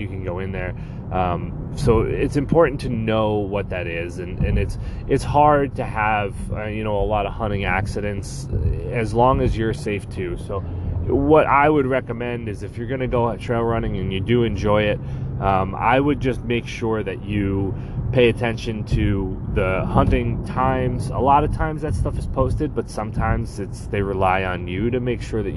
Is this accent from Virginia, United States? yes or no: no; Long Island, New York, United States; Nicole and I grew up on Long Island